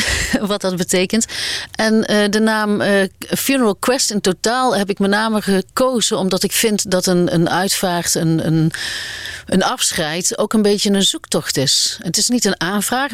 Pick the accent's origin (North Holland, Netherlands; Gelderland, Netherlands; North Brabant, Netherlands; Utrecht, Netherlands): North Brabant, Netherlands; Aarle-Rixtel; accent: Brabantian; moved away; also born or lived in Amsterdam; ben geboren en getogen in eh, Alerikstel